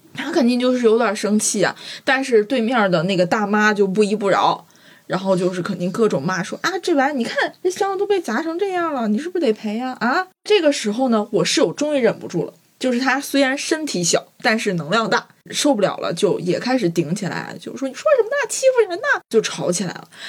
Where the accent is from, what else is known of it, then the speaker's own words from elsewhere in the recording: Guizhou, China; 虽然我是贵州人